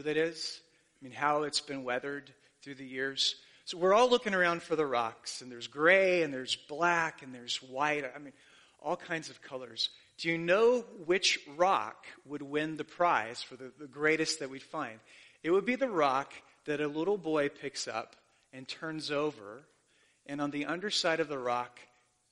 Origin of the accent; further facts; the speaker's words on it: Mesa, Arizona, United States; I grew up in Mesa, Arizona, and it's probably 30% LDS.